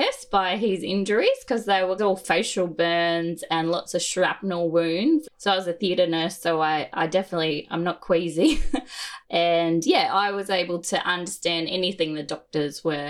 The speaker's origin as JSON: {"language": "English", "town": "Gold Coast", "region": "Queensland", "country": "Australia", "tie": "born or raised there", "also_born_or_lived": "Brisbane", "said": "We were in Brisbane at the time and I grew up on the Gold Coast"}